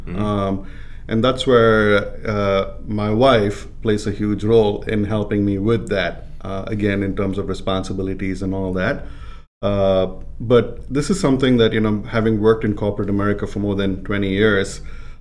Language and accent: English; India; moved away; I was growing up in India